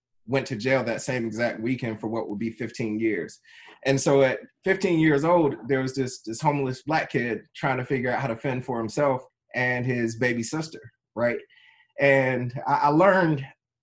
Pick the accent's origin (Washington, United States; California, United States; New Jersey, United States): New Jersey, United States; Trenton; I was born in Trenton, New Jersey, very inner city environment